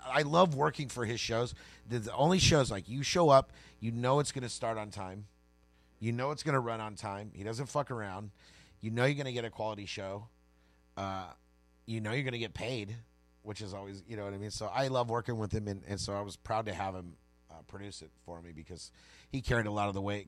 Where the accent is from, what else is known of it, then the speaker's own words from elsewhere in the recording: Tulare, California, United States; also born or lived in Bakersfield; I'm from Tulare